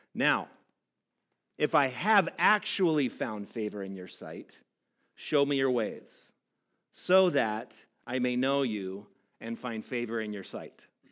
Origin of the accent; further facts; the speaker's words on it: Southern California, United States; I grew up in Southern California. I grew up by the ocean.